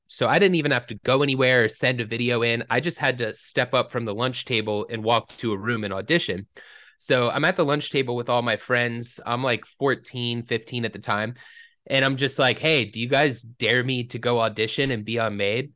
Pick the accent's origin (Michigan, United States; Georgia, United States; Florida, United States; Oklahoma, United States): Georgia, United States; Atlanta; when you're growing up in Atlanta